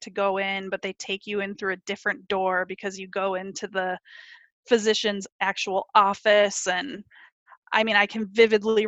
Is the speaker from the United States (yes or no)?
yes; Minneapolis, Minnesota, United States; moved away; I'm from the Minneapolis area